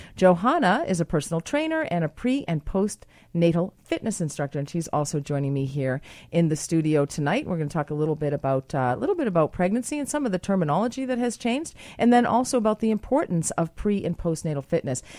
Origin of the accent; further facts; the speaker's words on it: United States; now in Canada; I am American as well